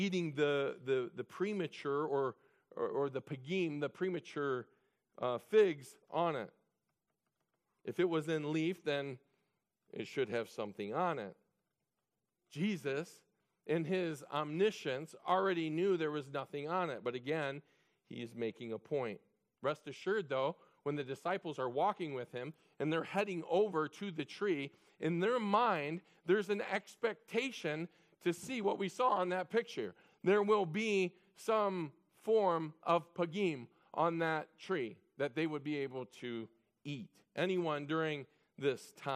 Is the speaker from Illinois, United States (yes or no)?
yes; Illinois, United States; I was raised in Illinois